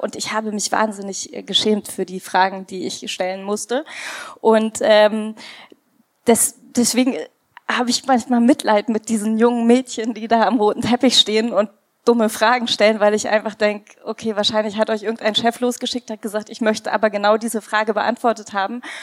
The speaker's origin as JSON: {"language": "German", "country": "India", "moved": "yes", "said": "Ich komme ja aus Indien."}